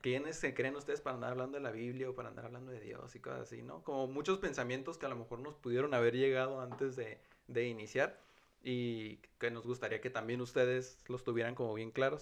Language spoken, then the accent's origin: Spanish; northern border, Mexico; Hombres mexicanos, fronterizos